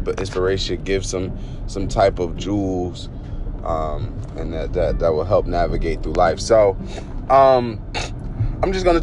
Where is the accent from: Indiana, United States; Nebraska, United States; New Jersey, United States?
New Jersey, United States; Newark; I lived in Newark, New Jersey. I'm from Newark and everything like that, by way of, you know, a lot of different areas in New Jersey.